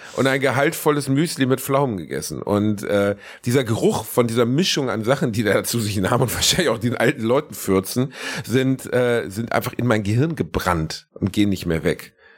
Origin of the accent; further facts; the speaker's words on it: Gelsenkirchen, North Rhine-Westphalia, Germany; moved away; im weitesten Sinne ist ja auch meine Heimat